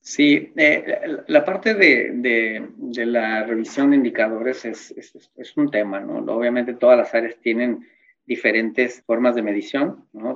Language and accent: Spanish; Mexico; como mexicano